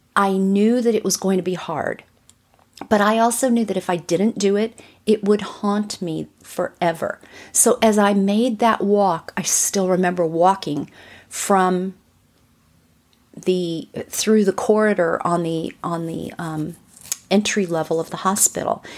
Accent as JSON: {"language": "English", "town": "Burbank", "region": "California", "country": "United States", "tie": "born or raised there", "said": "I grew up in Burbank in California, right outside of L A, like right over the hill from Hollywood"}